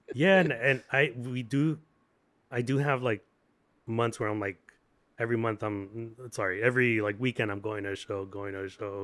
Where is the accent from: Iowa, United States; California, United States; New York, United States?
California, United States; Santa Ana; now in Long Beach, United States; born and bred in Santa Ana